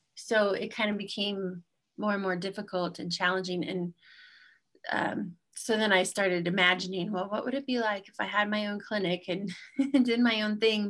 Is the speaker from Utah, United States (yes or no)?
yes; Utah, United States; I'm from Utah